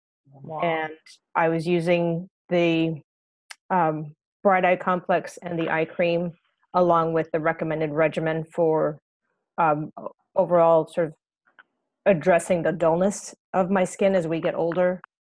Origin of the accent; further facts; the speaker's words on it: Texas, United States; also born or lived in Iowa, United States / Brooklyn, United States / Virginia, United States / England; now in New Jersey, United States; I'm originally from Texas, but have spent quite a lot of time in lots of different places, from Iowa to Brooklyn to Virginia to here in New Jersey and in New York, and spent almost 2 years in England.